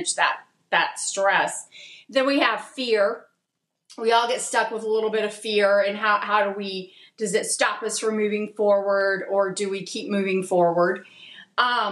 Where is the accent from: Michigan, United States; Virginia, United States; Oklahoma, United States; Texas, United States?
Texas, United States; Dallas; I'm from Dallas